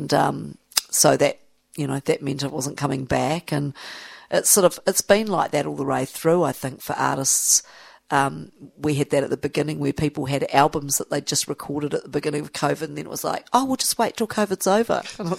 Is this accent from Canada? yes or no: no; Australia; you need, as an Australian, you need to go there once in your life and actually be part of that.